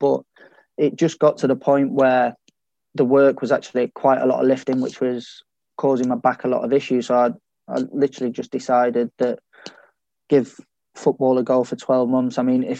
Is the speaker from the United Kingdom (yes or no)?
yes; Sheffield, Yorkshire and the Humber, United Kingdom; I wouldn't say it was any different to a lot of my mates who are not from Sheffield or anything like that.